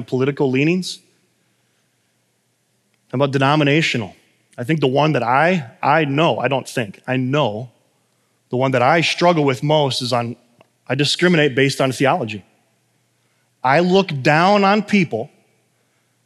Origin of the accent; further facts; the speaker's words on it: United States; I'm American